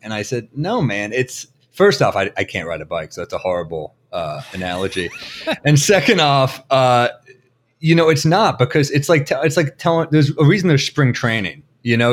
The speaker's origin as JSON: {"language": "English", "town": "New York City", "region": "New York", "country": "United States", "tie": "born or raised there", "said": "Originally, like, the Chelsea Flatiron area and then Upper East Side"}